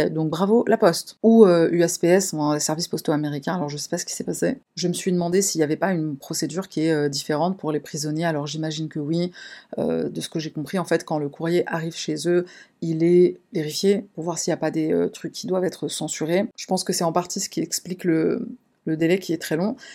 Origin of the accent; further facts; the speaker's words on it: Paris, Île-de-France, France; Je suis de Paris, en France.